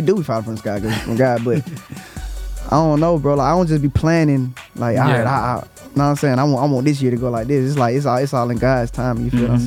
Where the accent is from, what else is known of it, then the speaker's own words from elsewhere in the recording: Atlanta, Georgia, United States; I'm from Atlanta